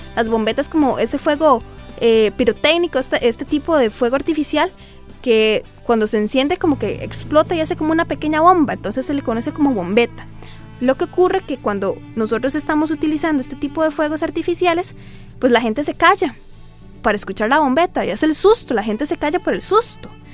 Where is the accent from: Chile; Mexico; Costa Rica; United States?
Costa Rica; los que somos aquí de Tiquicia